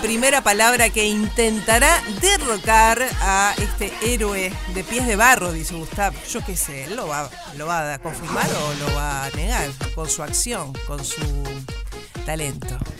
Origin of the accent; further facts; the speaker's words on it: Montevideo, Uruguay; Seguimos siendo los montevideanos.